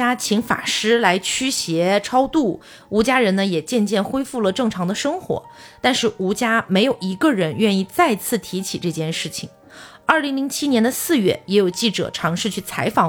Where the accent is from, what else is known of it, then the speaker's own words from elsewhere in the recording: Xiamen, Fujian, China; born there; 但是我因为小时候出生在厦门，在福建嘛，